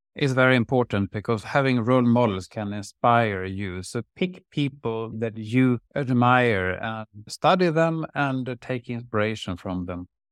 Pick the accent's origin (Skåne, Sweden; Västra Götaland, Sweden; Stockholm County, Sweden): Västra Götaland, Sweden; Lerum; also born or lived in Uddevalla; First in Uddevalla and then in Lerum outside Gothenburg